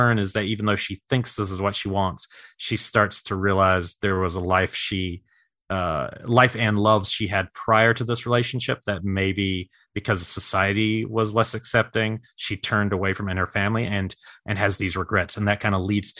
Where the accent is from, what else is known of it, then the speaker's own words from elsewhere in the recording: New York City, New York, United States; I was born in Brooklyn